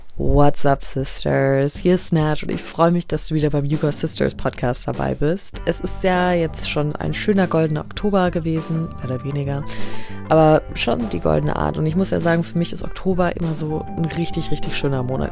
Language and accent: German; Germany; ich bin halt in Deutschland geboren, meine Eltern sind auch deutsch